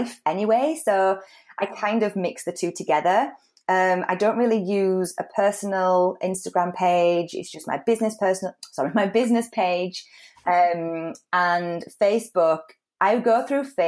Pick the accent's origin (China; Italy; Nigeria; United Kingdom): United Kingdom; moved away as an adult; also born or lived in Spain; come back to the UK and meet somebody from my hometown